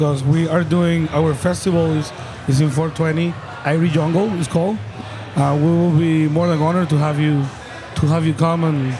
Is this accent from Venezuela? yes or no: yes; Venezuela; now in Miami, United States; from born and raised in Venezuela. I'm part of the Tripping Animals brewing family in Miami, Florida. More specifically in Doral.